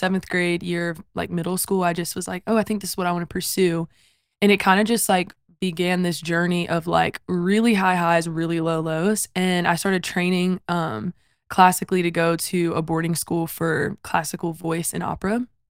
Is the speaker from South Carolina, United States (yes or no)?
yes; South Carolina, United States; So I come from South Carolina, born and raised there. My parents were also born and raised there.